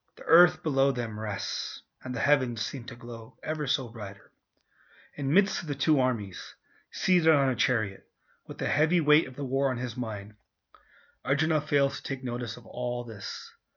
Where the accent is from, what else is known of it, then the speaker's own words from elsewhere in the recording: United States; being a Indian, um, Indian origin, raised in the West, raised in America